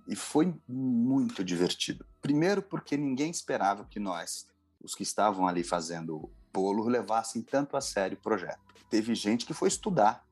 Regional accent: São Paulo, Brazil; como sou de São Paulo

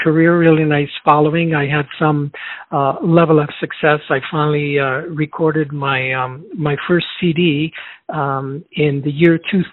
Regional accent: Chicago, Illinois, United States; born or raised there; also born or lived in Chile

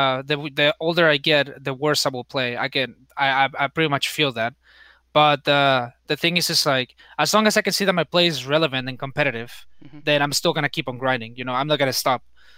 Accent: Tijuana, Baja California, Mexico; I think, you know, in terms of like growing up, just going to school, living with my grandma.

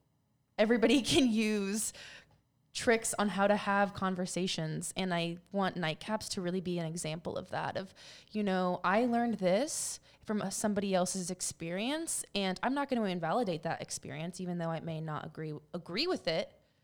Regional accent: Philippines; And because we're Filipino, but we're half Filipino.

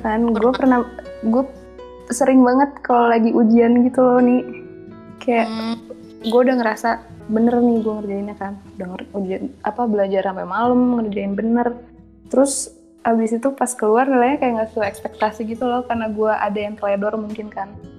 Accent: Bogor, West Java, Indonesia; gue orang Bogor

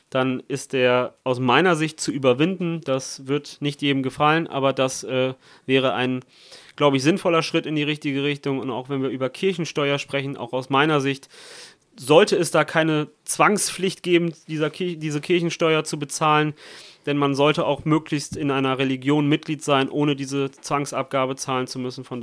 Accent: Italy; ich komme aus Italien, meine Stiefmutter kommt aus Brasilien, spricht, ich spreche Italienisch, Portugiesisch und Deutsch.

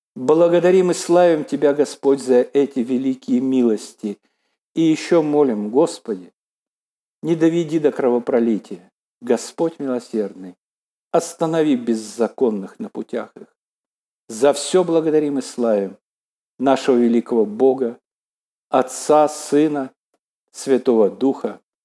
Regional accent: Belarus

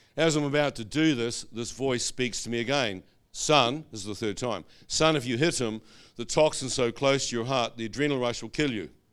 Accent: New Zealand; moved away; like a kiwi

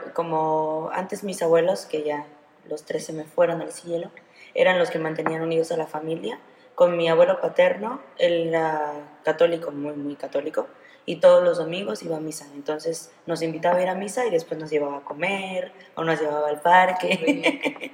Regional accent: Mexico; nuestra economía no puede ser buena, nuestro gobierno no puede ser bueno

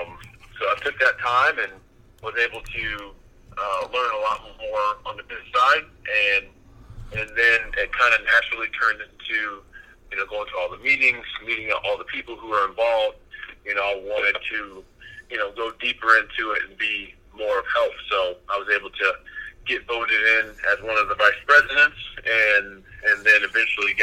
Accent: Springfield, Missouri, United States; moved away as an adult; also born or lived in Omaha; growing up in Springfield, Missouri, is not a huge town

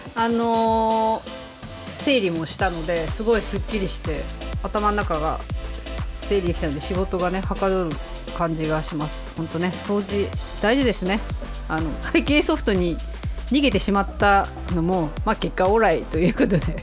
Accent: Hokkaido, Japan; born or raised there

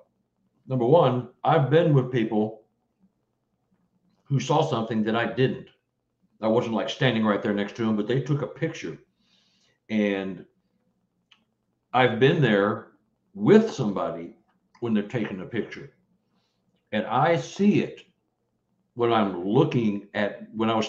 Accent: Texas, United States; now in Missouri, United States; I'm from Texas

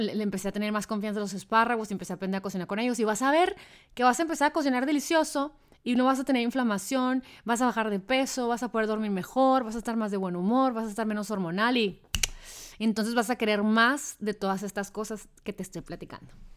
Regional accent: Hermosillo, Sonora, Mexico; moved away; Si yo viviera en Hermosillo, por ejemplo, de donde soy

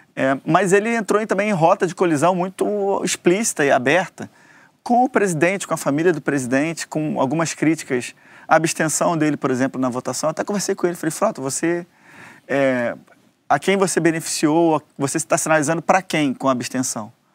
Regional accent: Goiás, Brazil; lá no meu estado, em Goiás

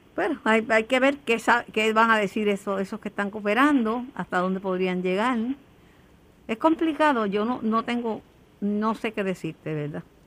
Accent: Puerto Rico; somos muchos los puertorriqueños que vivimos con un joven

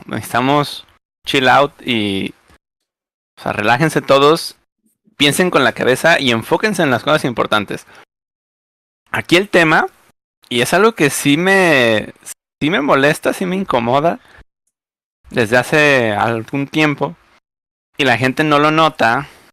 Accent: Mexico; las personas que vivimos en México

